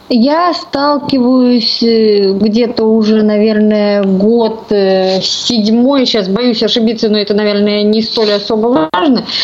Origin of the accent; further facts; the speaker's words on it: Saint Petersburg, Russia; Я коренная ленинградка